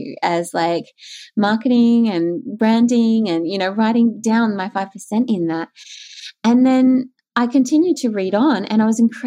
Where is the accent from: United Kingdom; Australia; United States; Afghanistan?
Australia; Queensland; moved away as an adult; also born or lived in Melbourne; I grew up in Queensland